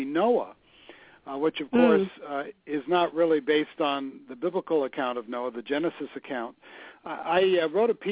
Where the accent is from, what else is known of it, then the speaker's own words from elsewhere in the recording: Los Angeles, California, United States; I grew up in Los Angeles. I know Santa Monica like the back of my hand